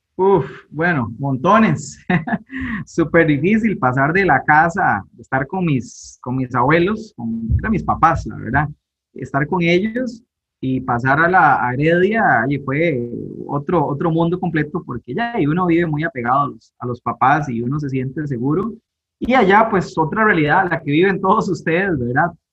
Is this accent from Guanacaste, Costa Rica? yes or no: no; Guápiles, Limón, Costa Rica; yo crecí en Guapiles acá en Pocosí, pertenece a la provincia de Limón, eh, nací acá en Guapiles